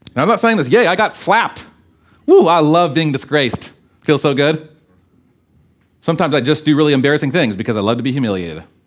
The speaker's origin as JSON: {"language": "English", "country": "United States", "said": "as American Christians"}